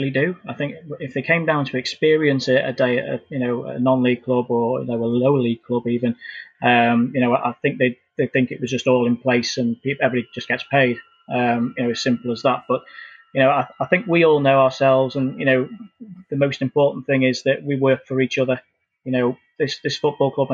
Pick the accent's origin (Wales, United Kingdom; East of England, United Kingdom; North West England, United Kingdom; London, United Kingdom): North West England, United Kingdom; Chester; it's been my hometown club